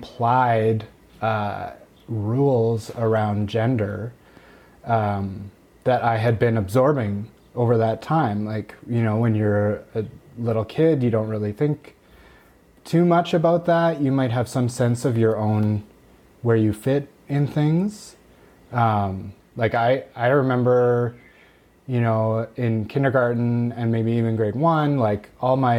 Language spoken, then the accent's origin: English; Steinbach, Manitoba, Canada; moved away as an adult; also born or lived in Winnipeg; now in Saskatchewan, Canada; I grew up in a small town just south of Winnipeg called Steinbach, Manitoba.